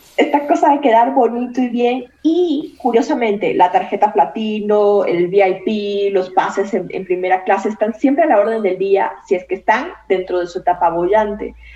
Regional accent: Esmeraldas, Ecuador; moved away as an adult; also born or lived in Guayaquil, Ecuador; now in Mexico; cuando salí de un pueblito pequeñito que se llama Esmeraldas, que es mi, mi ciudad natal

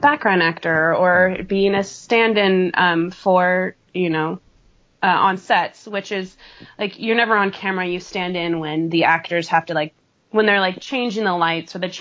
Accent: California, United States; moved away; I'm from California

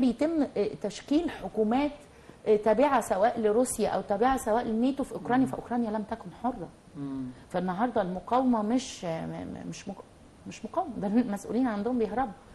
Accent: Egypt; في بلدنا

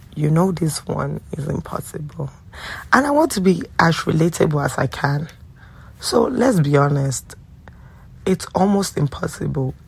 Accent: Nigeria; also born or lived in DMV (Washington metropolitan area), United States; now in Washington metropolitan area, United States; I do live in the DMV and I'm Nigerian

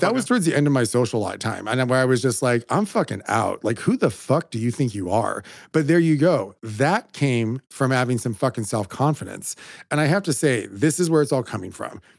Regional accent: California, United States; a Mexican from California

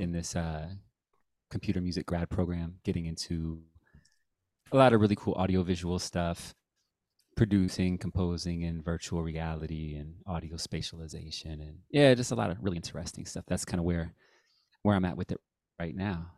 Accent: Dayton, Ohio, United States; moved away as an adult; also born or lived in Cincinnati, Ohio / Columbus, Ohio; now in San Diego, United States; I grew up in Dayton

